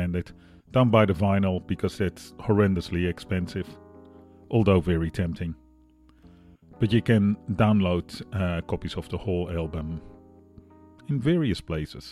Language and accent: English; Netherlands; now in Australia